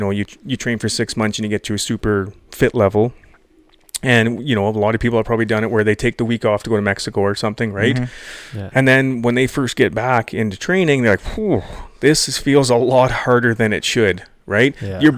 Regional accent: Sundre, Alberta, Canada; I grew up around Sundry.

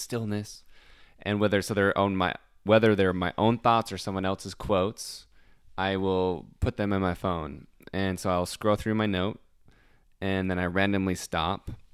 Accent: Utah, United States; moved away; also born or lived in the South; I'm from Utah

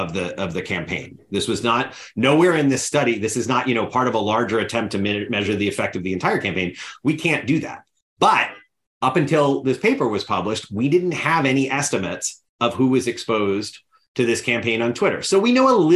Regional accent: United States; As an American citizen

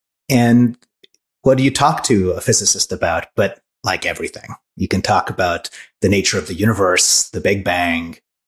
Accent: Hungary; also born or lived in France; now in United States; I was born in Hungary. Raised in Hungary, France, came to the US, went back to Hungary.

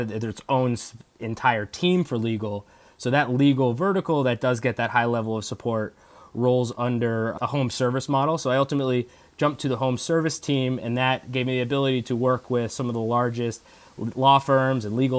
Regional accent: East Coast, United States; Growing up on the East Coast, I always had my eyes to get back to an East Coast office.

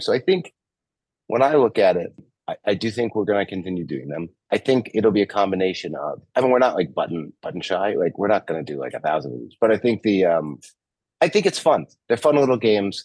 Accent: New York, United States; moved away as an adult; also born or lived in Michigan; now in California, United States; I grew up in New York, and I went to school in Michigan, and so like I'm used to the cold. I'm in California now

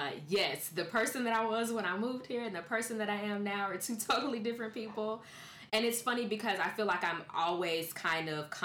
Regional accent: Nashville, Tennessee, United States; Yeah, I'm actually from Nashville, Tennessee, which is about 2.5-3 hours away from Knoxville, depending on how fast you drive.

